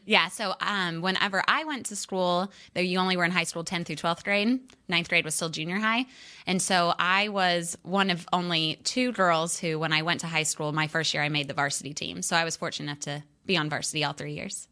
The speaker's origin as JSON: {"language": "English", "town": "Fayetteville", "region": "Arkansas", "country": "United States", "tie": "born or raised there", "moved": "yes", "lives_now": "Texas, United States", "said": "I just went back to Fayetteville, which is my hometown"}